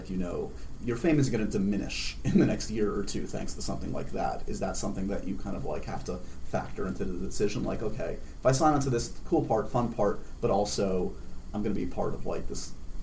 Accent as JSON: {"language": "English", "region": "New York", "country": "United States", "tie": "born or raised there", "said": "I grew up in New York"}